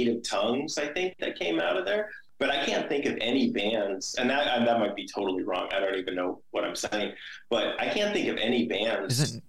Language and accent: English; Venice, California, United States; where we are, we're from Venice, which is the west side